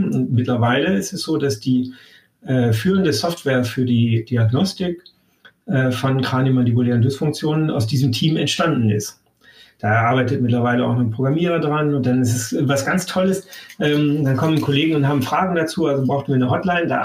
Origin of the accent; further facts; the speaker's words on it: Damascus, Damascus Governorate, Syria; born there; Ja, äh, und ich bin in Damaskus geboren. Also wir sind da sehr unter, international